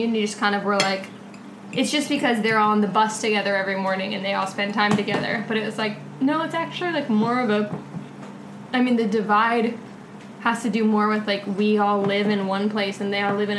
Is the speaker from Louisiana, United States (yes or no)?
no; Marin County, California, United States; I'm from Marin County, which is... just really white, like, really wealthy